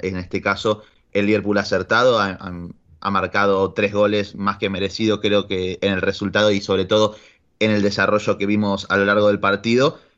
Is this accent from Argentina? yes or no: yes; Argentina; como buen ciudadano argentino